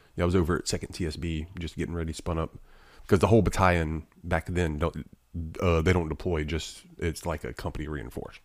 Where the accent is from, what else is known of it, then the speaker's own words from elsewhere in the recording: Alabama, United States; I'm from Alabama